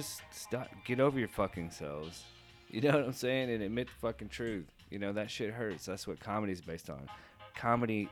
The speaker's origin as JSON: {"language": "English", "town": "Nashville", "region": "Tennessee", "country": "United States", "said": "I'm from Tennessee."}